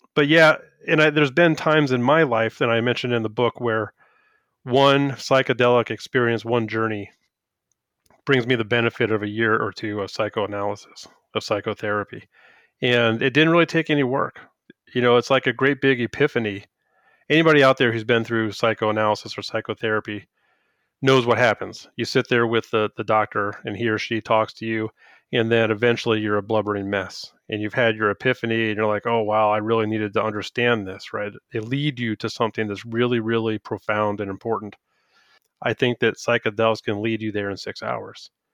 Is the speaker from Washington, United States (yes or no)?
no; Woodbridge, Virginia, United States; moved away; I grew up in Woodbridge